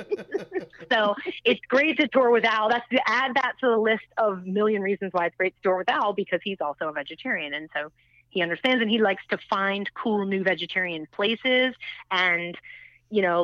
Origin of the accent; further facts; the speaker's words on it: United States; as an American